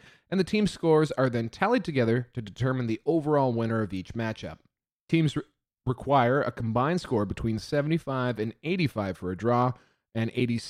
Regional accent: Canada; as homegrown Canadian boys whose hearts bleed maple syrup, beaver tails, and apologies

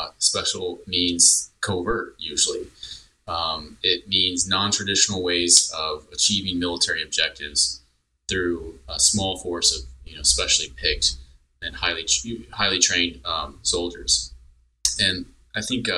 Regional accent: Texas, United States; now in North Carolina, United States; I grew up in Texas

